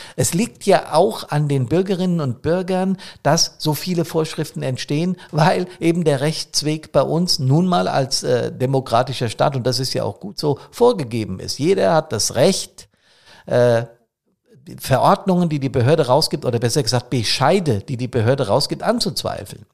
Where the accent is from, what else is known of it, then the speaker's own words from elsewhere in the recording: Main-Taunus district, Hesse, Germany; Der Main-Taunus-Kreis hier für meine Heimatstadt